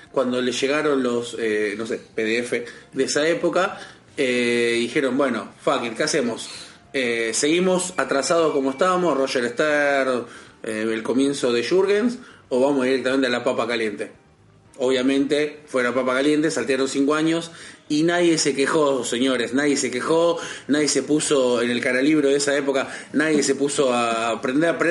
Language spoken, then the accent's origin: Spanish; Berazategui, Buenos Aires Province, Argentina; soy de Berazategui